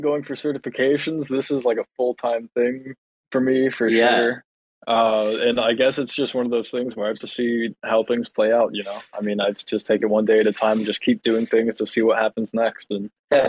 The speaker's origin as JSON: {"language": "English", "region": "South Carolina", "country": "United States", "said": "I'm from South Carolina"}